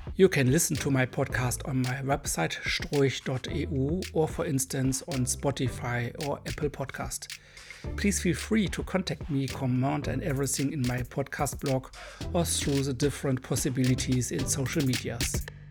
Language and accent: English; Germany; accent: hard accent; English is a second language; I'm a German boy